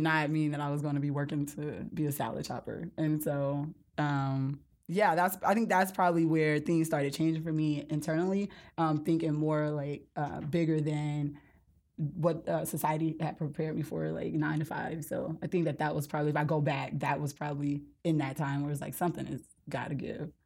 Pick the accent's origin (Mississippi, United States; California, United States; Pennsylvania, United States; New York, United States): Mississippi, United States; Gulf Coast of; moved away; I'm from the Gulf Coast of Mississippi